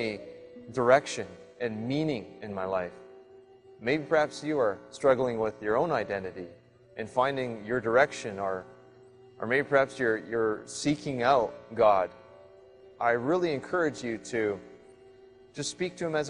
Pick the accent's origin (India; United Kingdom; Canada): Canada; British Columbia; I'm from Sliam in British Columbia.